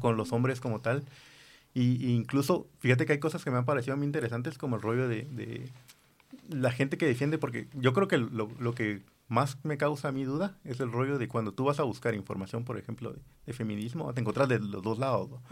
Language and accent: Spanish; Guatemala; como, como sociedad guatemalteca